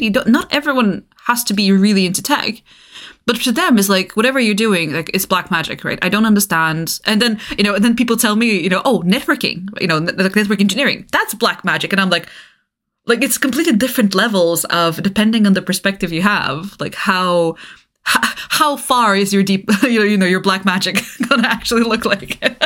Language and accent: English; Bulgaria; moved away; I grew up in Eastern Europe, right? I grew up in Bulgaria.